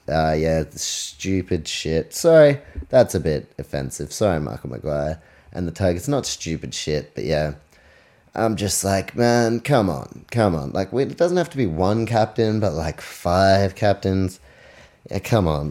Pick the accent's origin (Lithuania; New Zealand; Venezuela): New Zealand; I'm from New Zealand